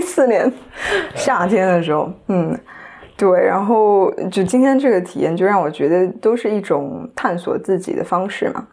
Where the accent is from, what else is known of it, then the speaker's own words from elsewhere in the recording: Shanghai, China; first language Chinese; 来自上海 然后今年二十五岁